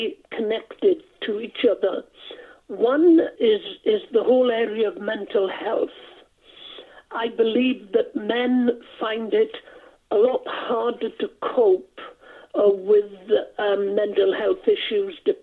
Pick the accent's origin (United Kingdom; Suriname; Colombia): United Kingdom; South Wales; first language Welsh; English is a second language; also born or lived in Blaenau Ffestiniog, North Wales; I'm a Welshman. I was born in North Wales in a little village called Dolrhedyn, just outside the town of Blenheithfestiniog. And brought up in a Welsh-speaking family, couldn't speak English until I was gone seven, when the family moved from North Wales down to South Wales.